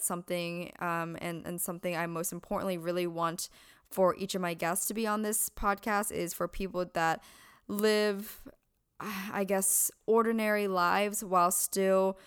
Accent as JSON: {"language": "English", "region": "Pennsylvania", "country": "United States", "tie": "born or raised there", "moved": "as an adult", "lives_now": "California, United States", "said": "Born and raised in Pennsylvania, moved over to California when I was 18"}